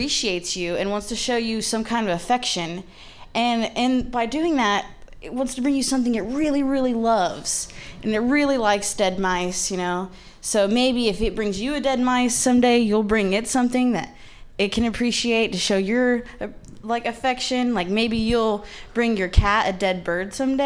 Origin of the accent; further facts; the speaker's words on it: Midwest, United States; moved away as an adult; now in San Francisco, United States; I was raised by lesbians in the Midwest